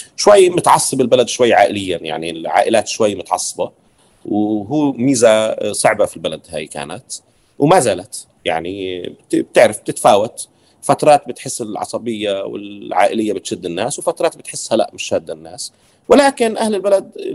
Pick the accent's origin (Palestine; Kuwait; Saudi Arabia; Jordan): Palestine; Deir Jarir, West Bank; now in Ramallah, Palestine; انا نشأت في دير جرير شرق رام الله